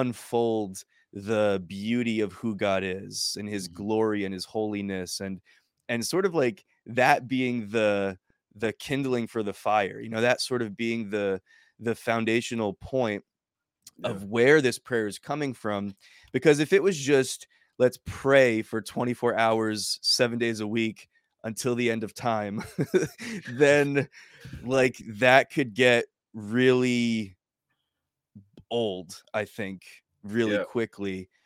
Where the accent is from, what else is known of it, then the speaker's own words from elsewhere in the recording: United States; being obviously an American and being in another nation and far from, you know, how I grew up and my culture